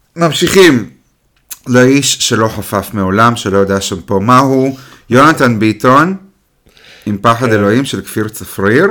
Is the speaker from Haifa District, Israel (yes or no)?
yes; the Krayot, Haifa District, Israel; אני גדלתי בקריות